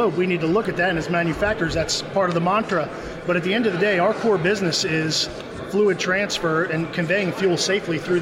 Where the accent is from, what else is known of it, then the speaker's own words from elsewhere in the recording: United States; I'm American